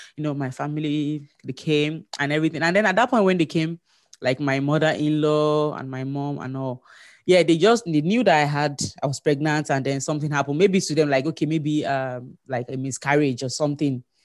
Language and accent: English; Nigeria; moved away as an adult; now in Manitoba, Canada; I'm a Nigerian